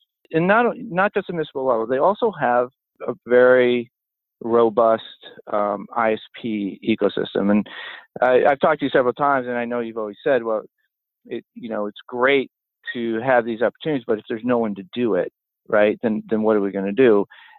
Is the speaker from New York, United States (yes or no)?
yes; Rochester, New York, United States; now in Maine, United States; I grew up in Rochester, New York. So, you know, upstate New York